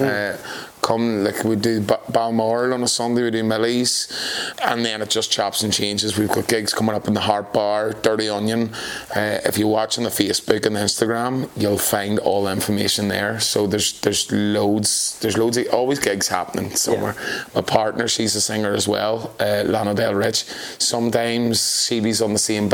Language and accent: English; County Fermanagh, Tyrone, Northern Ireland, United Kingdom; now in Belfast, United Kingdom; I'm from County Fermanagh, Tyrone